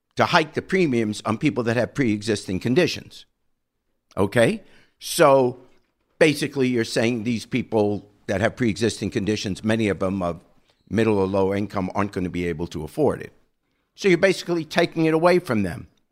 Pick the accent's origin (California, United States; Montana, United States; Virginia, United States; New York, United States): New York, United States; I was raised in New York